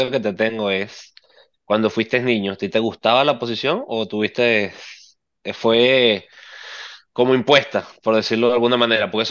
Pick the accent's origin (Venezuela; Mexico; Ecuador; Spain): Venezuela; yo soy surdo y venezolano.